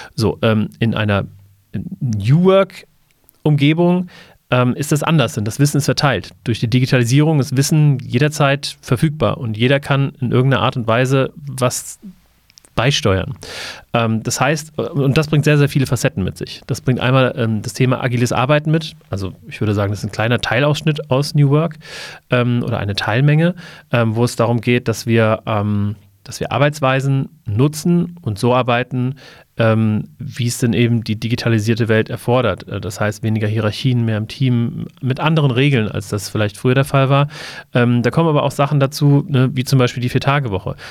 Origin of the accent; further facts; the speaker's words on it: Wiesbaden, Hesse, Germany; Ich ähm, komme ähnlich wie Seibert aus Wiesbaden